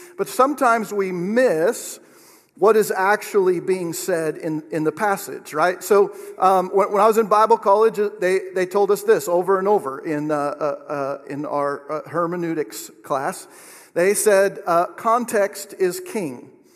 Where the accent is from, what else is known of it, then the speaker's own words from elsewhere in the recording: Oregon, United States; moved away as an adult; now in Kansas, United States; I'm from Oregon